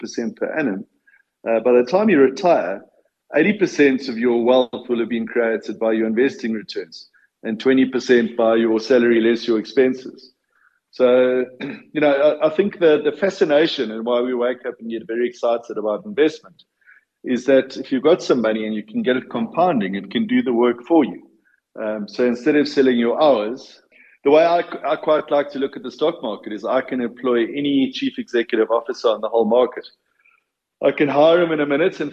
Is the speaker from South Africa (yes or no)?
yes; Boksburg, Gauteng, South Africa; moved away; also born or lived in Durban; I grew up in Boksburg, right, and managed to find my way to Durban about 10 years later